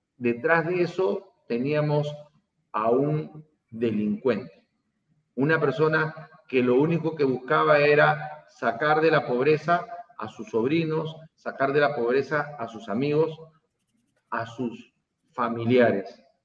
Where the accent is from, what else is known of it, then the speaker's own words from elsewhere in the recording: Peru; todos los peruanos somos los organizadores